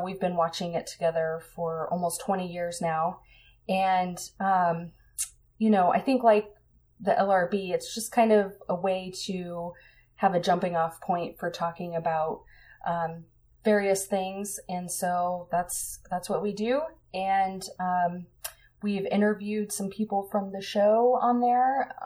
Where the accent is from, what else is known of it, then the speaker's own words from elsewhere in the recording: Colorado, United States; I grew up in Colorado